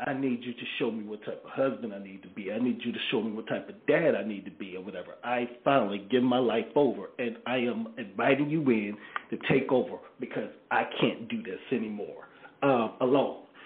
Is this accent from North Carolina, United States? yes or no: yes; Greensboro, North Carolina, United States; born or raised there